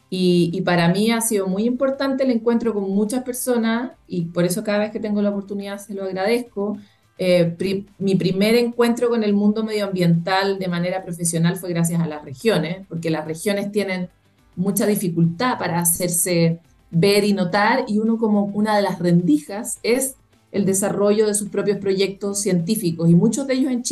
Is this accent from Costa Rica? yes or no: yes; Costa Rica; born there; yo efectivamente nací en Costa Rica eh, y Costa Rica es algo así como la meca latinoamericana del medio ambiente